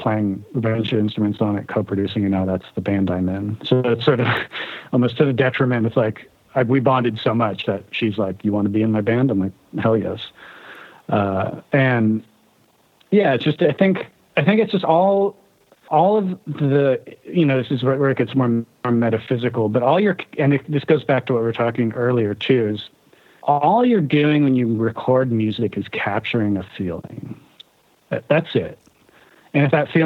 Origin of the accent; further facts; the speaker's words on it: United States; also born or lived in Germany; now in Seattle, United States; it's interesting being an American living abroad